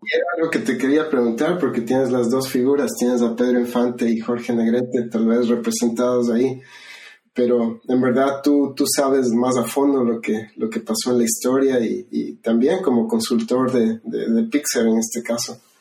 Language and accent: Spanish; Ecuador; now in California, United States; yo crecí en Ecuador